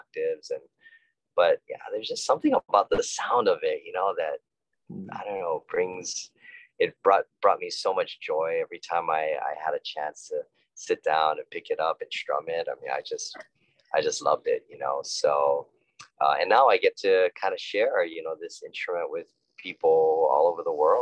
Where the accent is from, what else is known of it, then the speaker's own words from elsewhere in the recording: Honolulu, Hawaii, United States; I was born and raised in Honolulu, Hawaii